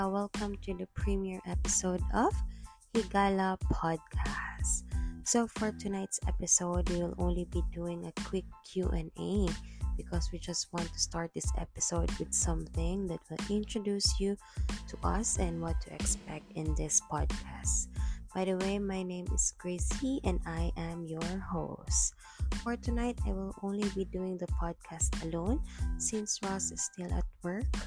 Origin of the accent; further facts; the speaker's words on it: Cagayan de Oro, Northern Mindanao, Philippines; I am a Cagayanon, born and raised in Cagayan de Oro City.